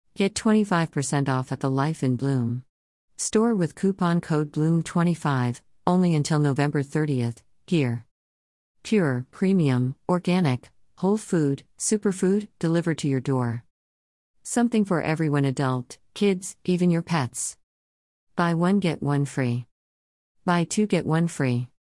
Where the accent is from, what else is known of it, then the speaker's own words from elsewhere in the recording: Canada; I'm Canadian